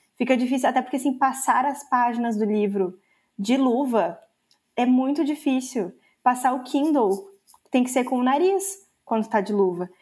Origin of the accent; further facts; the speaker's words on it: Brazil; eu sou brasileira